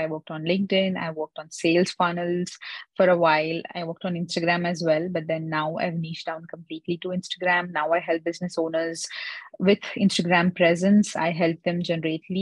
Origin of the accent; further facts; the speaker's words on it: India; I'm basically from India